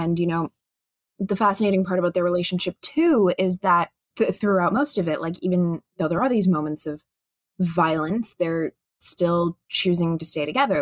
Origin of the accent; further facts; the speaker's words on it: Chicago, Illinois, United States; I'm, I'm from Chicago